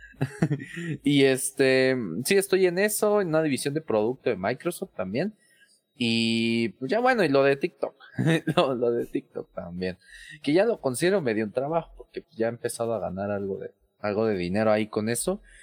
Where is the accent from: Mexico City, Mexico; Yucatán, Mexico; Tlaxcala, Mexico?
Mexico City, Mexico; yo soy de la Ciudad de México